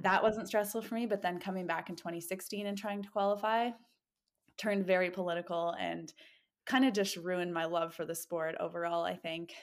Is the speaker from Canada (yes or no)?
yes; Canada; born or raised there; now in Bend, United States